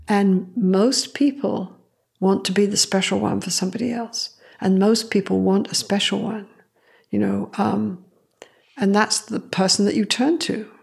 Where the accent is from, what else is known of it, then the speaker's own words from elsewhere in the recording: Canada; I am Canadian, I'm very proud of it